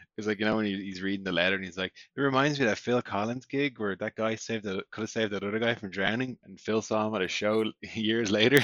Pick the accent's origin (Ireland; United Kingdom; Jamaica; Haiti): Ireland; now in Norway; We're from Ireland